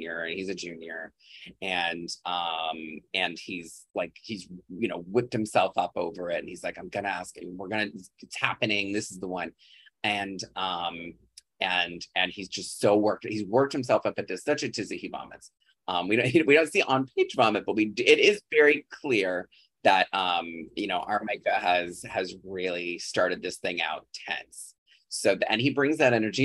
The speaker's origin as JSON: {"language": "English", "area": "a farm town a few hours outside Chicago", "region": "Illinois", "country": "United States", "tie": "born or raised there"}